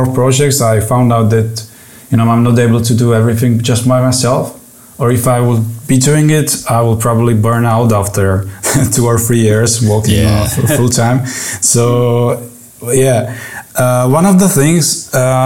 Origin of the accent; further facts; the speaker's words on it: Czechia; also born or lived in Prague; now in Czech Republic; I'm from Czech Republic